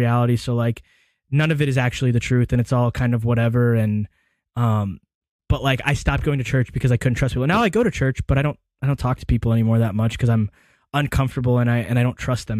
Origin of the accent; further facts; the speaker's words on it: Hoover, Alabama, United States; growing up in Hoover City Schools